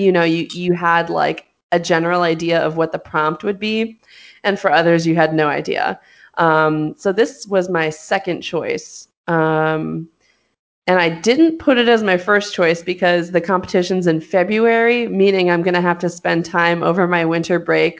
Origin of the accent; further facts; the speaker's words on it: Hollywood, California, United States; Like, I knew this. I'm from Hollywood. Like, I'm from there.